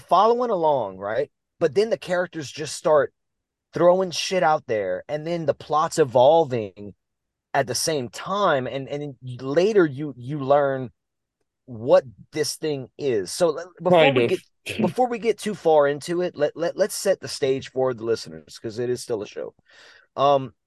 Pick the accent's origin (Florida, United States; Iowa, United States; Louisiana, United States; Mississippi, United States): Louisiana, United States; We're from Louisiana, dude. We only know two languages